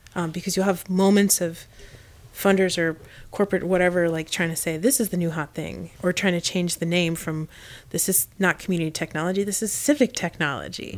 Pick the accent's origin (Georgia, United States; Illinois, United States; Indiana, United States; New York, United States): Indiana, United States; moved away; I grew up in Indiana and I was one of four families of color